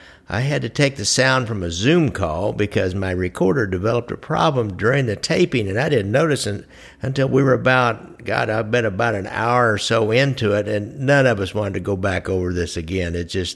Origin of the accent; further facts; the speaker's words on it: Kansas City, Missouri, United States; since I'm from Kansas City